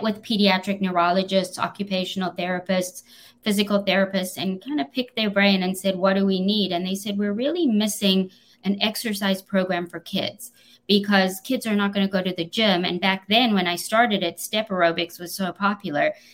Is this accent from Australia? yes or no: no; South Africa; accent: South African; moved away; I was born in South Africa